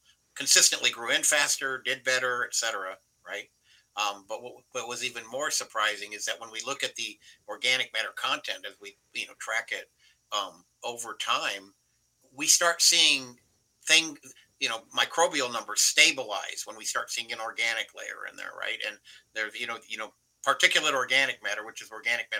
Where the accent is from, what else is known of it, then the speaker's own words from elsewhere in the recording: New Mexico, United States; New Mexico, my home state